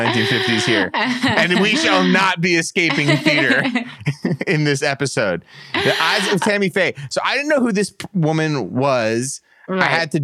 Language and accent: English; United States; I'm American.